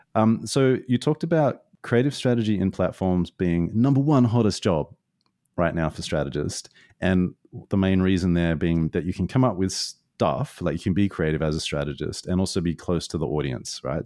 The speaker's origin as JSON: {"language": "English", "country": "Australia", "moved": "yes", "said": "being an Aussie a long way away from home"}